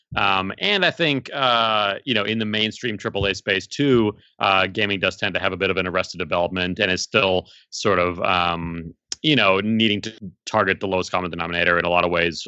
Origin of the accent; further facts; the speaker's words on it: South Africa; now in United States; I was born in South Africa originally.